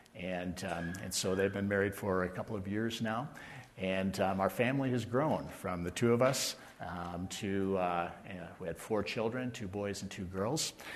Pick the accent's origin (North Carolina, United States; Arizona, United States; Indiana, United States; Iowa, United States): Iowa, United States; Mason City; I was born in Mason City, Iowa, in northern Iowa